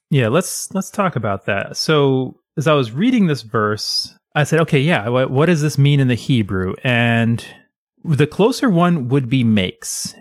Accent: United States; I am American

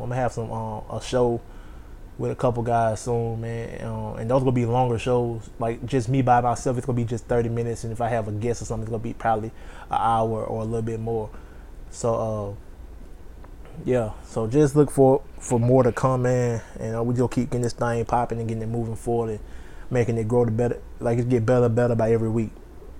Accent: New Orleans, Louisiana, United States; I'm reporting from New Orleans, Louisiana. Repping for the city, trying to get a little New Orleans flavor.

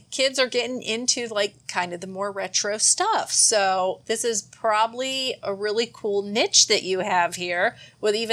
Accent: Mount Dora, Florida, United States; I grew up in Mount Dora

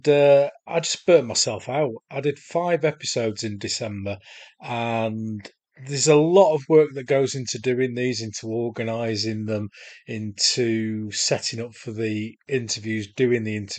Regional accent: Solihull, West Midlands, United Kingdom; I'm from Solihull in the West Midlands in the UK. So we're going to America to talk to a Brit.

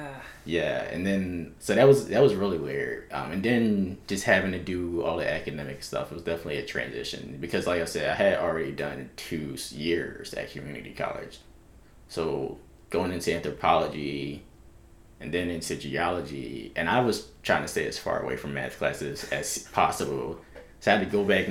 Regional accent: Philadelphia, Pennsylvania, United States; now in Athens, United States; I'm from South Philly.

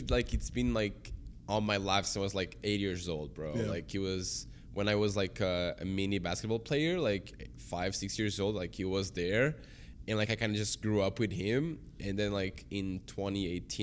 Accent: Portugal; now in Canada; I grew up there

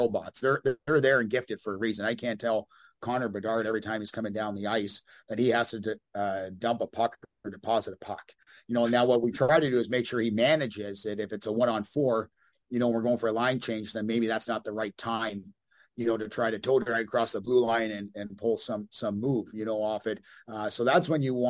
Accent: Canada; moved away as an adult; also born or lived in Amarillo, Texas / Bloomington; being a Canadian.

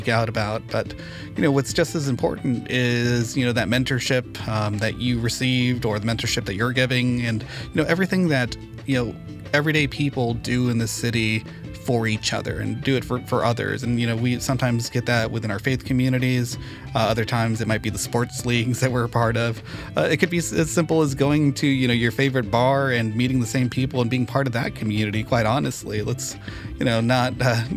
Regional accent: Santa Ana, California, United States; I grew up a nerd in Santa Ana

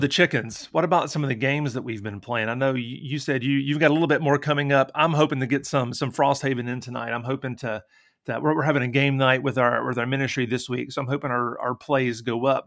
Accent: Tennessee, United States; now in Indiana, United States; I'm also from Tennessee

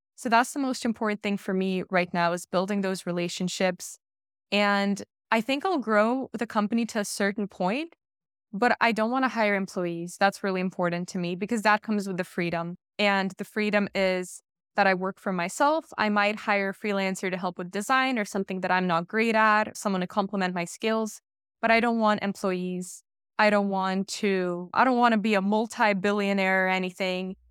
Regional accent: Bay Area, California, United States; moved away as an adult; also born or lived in Russia; now in Netherlands; growing up in the Bay Area 'cause that's where I grew up

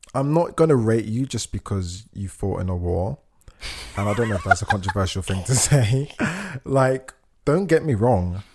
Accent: United Kingdom; my pride of being British, I think of like my pride of being like black

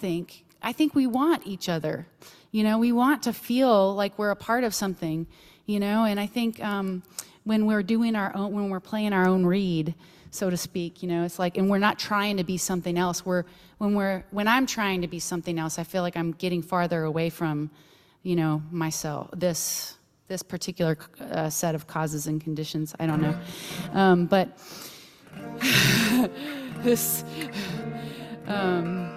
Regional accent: Texas, United States; moved away; I'm from Texas originally

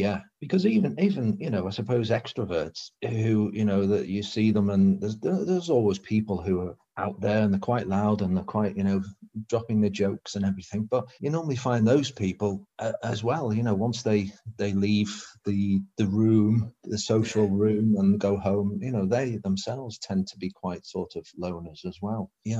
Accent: England, United Kingdom; accent: northern; You can just be yourself. You've got a northern accent.

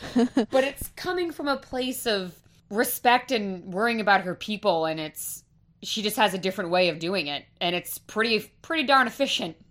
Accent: Rhode Island, United States; I am from Rhode Island, born and raised

